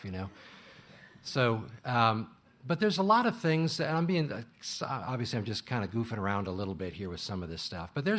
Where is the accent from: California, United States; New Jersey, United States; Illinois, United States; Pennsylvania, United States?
Illinois, United States; moved away; I'm from Illinois